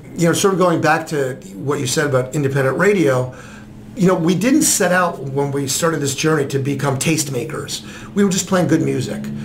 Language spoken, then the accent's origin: English; New Jersey, United States; moved away as an adult; also born or lived in New York; now in Columbus, United States; I was born in New York and grew up in New Jersey